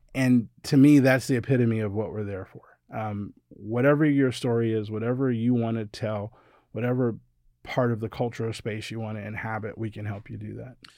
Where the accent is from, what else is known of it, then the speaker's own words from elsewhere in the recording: Ohio, United States; I was a kid growing up in Ohio